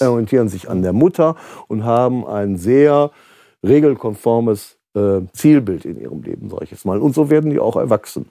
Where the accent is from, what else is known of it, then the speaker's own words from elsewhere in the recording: Kleve district, North Rhine-Westphalia, Germany; Kreis Kleve zum Beispiel, wo ich herkomme